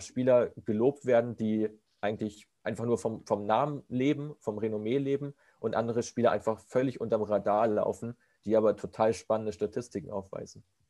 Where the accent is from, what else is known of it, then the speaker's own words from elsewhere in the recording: between Kiel and Hamburg, Schleswig-Holstein, Germany; also born or lived in Wolfsburg; Ich komme aus der Nähe von Hamburg, aus dem relativ ja, hohen Norden, äh, zwischen, zwischen Kiel und Hamburg aus Schleswig-Holstein.